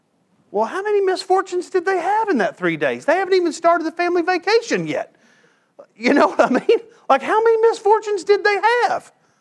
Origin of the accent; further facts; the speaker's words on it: LaRue Road, near Comanche, Texas, United States; where I grew up on LaRue's, which now they've changed the name of it. Now they just call it LaRue.